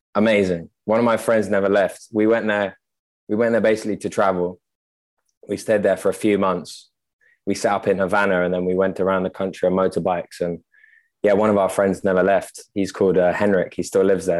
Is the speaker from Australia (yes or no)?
no; London, United Kingdom; also born or lived in Oxfordshire / France / Russia / Cuba; now in Amsterdam, Netherlands; born and raised in London